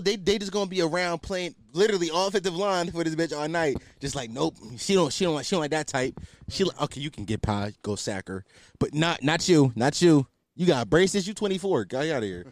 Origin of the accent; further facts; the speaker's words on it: Philadelphia, Pennsylvania, United States; I'm culturally Muslim 'cause I'm from Philly